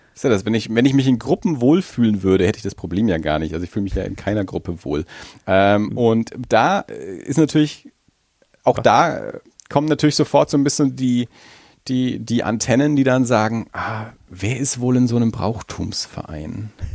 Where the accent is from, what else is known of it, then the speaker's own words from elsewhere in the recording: Franconia, Bavaria, Germany; als Franke